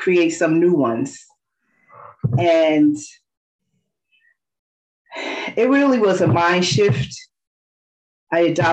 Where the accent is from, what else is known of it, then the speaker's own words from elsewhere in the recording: New York City, New York, United States; also born or lived in Queens, New York / California; I'm from Brooklyn, New York, and I'm presently residing in Queens, Corona, Queens